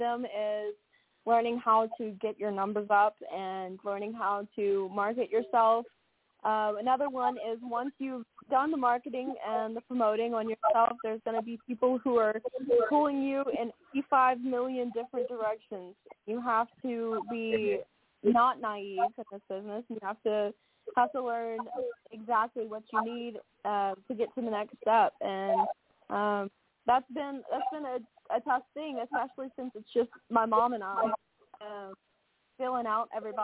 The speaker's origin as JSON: {"language": "English", "region": "Louisiana", "country": "United States", "tie": "born or raised there", "also_born_or_lived": "Branson, Missouri / Las Vegas", "moved": "as an adult", "said": "I started off doing country music in some small bars in my hometown"}